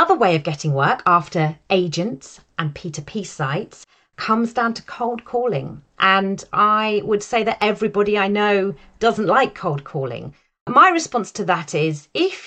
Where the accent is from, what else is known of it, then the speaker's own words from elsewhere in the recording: United Kingdom; I sit in the market as a British, white, middle-aged, female voice actor